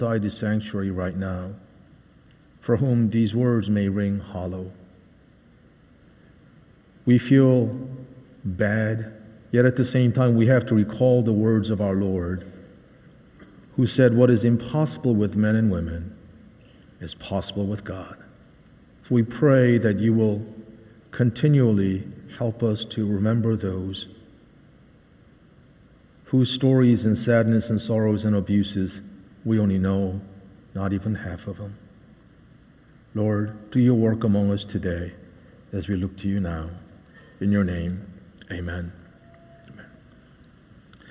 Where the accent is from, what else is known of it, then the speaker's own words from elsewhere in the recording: outside of Philadelphia, Pennsylvania, United States; moved away; also born or lived in Seoul, South Korea / Boston, Massachusetts / Ipswich, Massachusetts; I grew up outside of Philadelphia and also partly in Seoul, Korea.